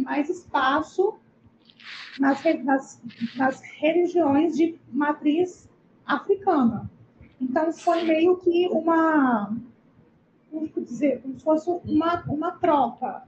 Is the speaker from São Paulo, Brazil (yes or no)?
no; Vitória, Espírito Santo, Brazil; sou aqui de Vitória, no Espírito Santo